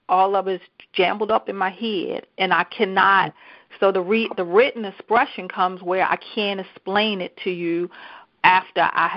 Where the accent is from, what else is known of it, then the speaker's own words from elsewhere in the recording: Baltimore, Maryland, United States; also born or lived in Columbia, Maryland; So I moved from Baltimore City. So I grew up in Baltimore City.